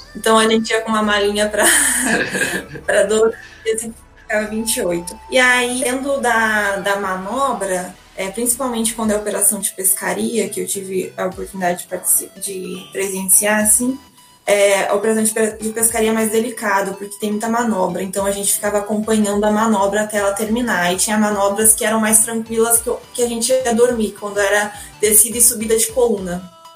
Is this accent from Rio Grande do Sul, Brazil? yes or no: yes; Pelotas, Rio Grande do Sul, Brazil; moved away as an adult; now in Rio de Janeiro, Brazil; eu sou de Pelotas, sou natural de Pelotas